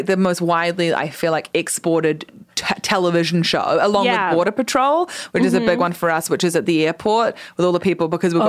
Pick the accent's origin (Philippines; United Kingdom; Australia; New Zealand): New Zealand; I'm from New Zealand.